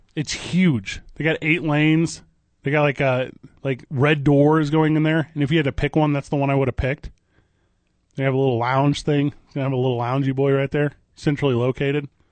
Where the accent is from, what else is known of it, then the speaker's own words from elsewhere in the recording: East St. Louis, Illinois, United States; moved away; I always say I grew up in Saint Louis. I grew up in East Saint Louis